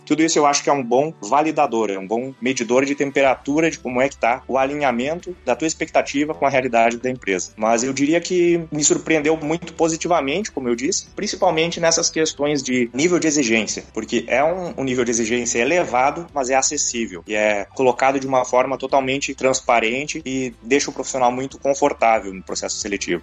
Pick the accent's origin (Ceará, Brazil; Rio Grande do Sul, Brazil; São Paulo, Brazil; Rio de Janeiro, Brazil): Rio Grande do Sul, Brazil; moved away as an adult; now in Prague, Czech Republic; eu sou gaúcho, né? Para quem não sabe, o gaúcho é o nativo do Rio Grande do Sul.